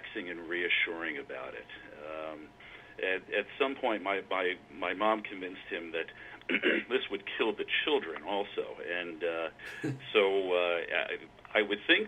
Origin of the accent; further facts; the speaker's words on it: Philadelphia, Pennsylvania, United States; I was born in Philadelphia, grew up just outside of Philadelphia, and lived there most of my life